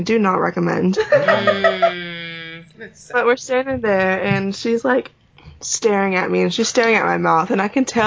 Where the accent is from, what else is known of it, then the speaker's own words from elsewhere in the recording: South Carolina, United States; moved away; I'm from South Carolina, so we don't have seafood festivals where I'm from